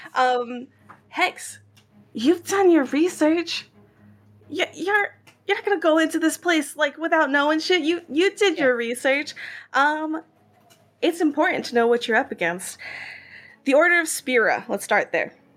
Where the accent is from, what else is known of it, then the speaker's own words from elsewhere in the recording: Israel; accent: Israeli; my weird Israeli accent